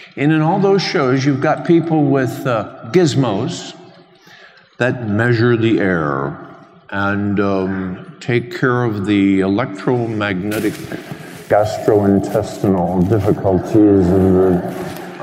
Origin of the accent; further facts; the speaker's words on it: Alabama, United States; I'm a priest from Alabama